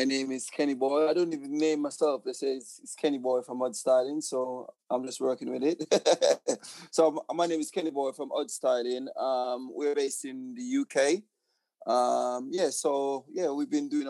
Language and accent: English; Portland Parish, Jamaica; moved away as an adult; also born or lived in Kingston, Jamaica; now in United Kingdom; So I was born in Kingston, Jamaica, but moved to Portland. And that's my home.